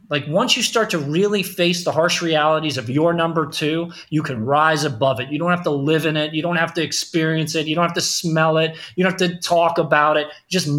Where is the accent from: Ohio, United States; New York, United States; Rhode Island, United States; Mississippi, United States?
New York, United States; Queens; there's a picture of the apartment that I grew up in Queens right on the wall when you walk in the door.